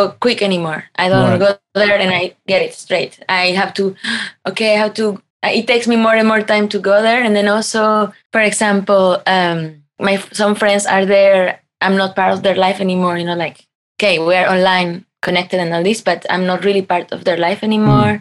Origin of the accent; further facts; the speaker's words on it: Mexico; English is a second language; also born or lived in Berlin; now in Germany; I come from Mexico